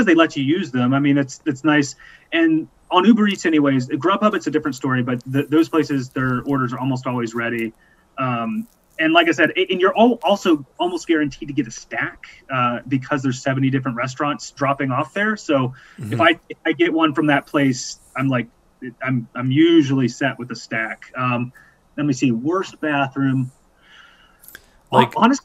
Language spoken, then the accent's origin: English; Appalachia, United States; now in Philadelphia, United States; being a Appalachian country person